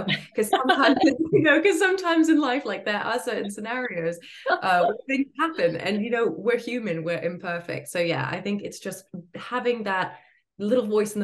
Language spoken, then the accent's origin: English; Florida, United States; I grew up in Florida